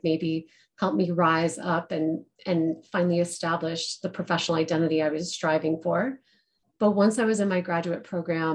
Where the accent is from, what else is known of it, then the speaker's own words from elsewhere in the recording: Colorado, United States; moved away; also born or lived in Denver; I am a Colorado girl. I live in Denver now, but I grew up in the mountains and then moved in and out of the state until I came back.